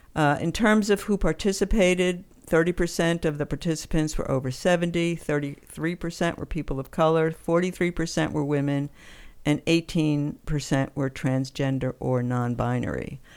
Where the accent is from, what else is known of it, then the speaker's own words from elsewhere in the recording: East Coast, United States; also born or lived in New York City, United States / Western Massachusetts, United States; I am from the East Coast.